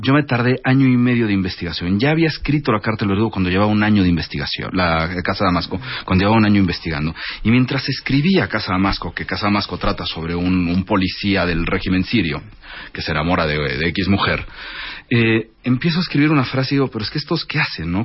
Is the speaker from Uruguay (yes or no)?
no; Mexico; also born or lived in Paris; Yo vengo de una familia árabe, de origen árabe. Yo soy primera generación mexicano.